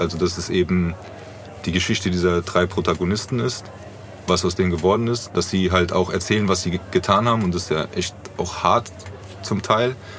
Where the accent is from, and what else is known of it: Frankfurt, Hesse, Germany; born or raised there